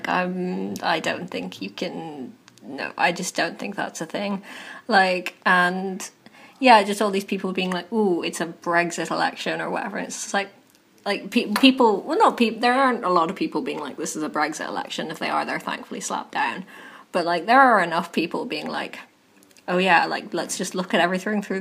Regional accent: County Kerry, Ireland; I once introduced myself to Karen Bradley and told her I was from Kerry

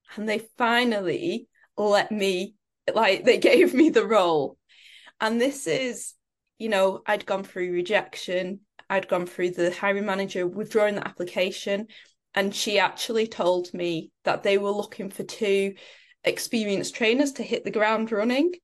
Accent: Preston, North West England, United Kingdom; I grew up in Preston in the U K.

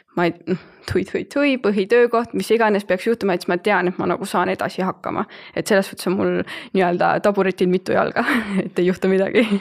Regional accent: Rakvere, Lääne-Viru County, Estonia; moved away as an adult; now in Tallinn, Estonia; olen pärit Rakverest, viimased pool aastat olen elanud Tallinnas

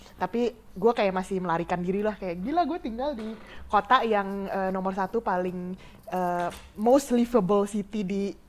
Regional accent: Indonesia; moved away as an adult; also born or lived in Australia; negara gue which is adalah Indonesia

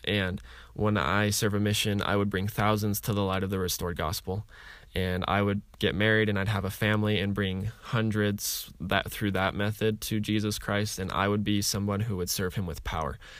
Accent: Utah, United States; I grew up in Utah

